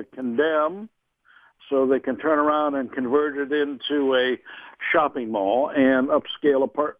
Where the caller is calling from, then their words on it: Indianapolis, Indiana, United States; Oh, the Indianapolis, Indiana area.